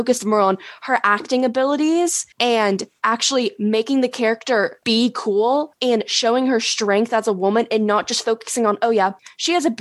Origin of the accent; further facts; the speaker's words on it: United States; I'm American